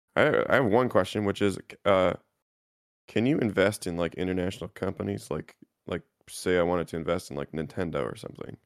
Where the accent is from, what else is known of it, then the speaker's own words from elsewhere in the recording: Canada; as a Canadian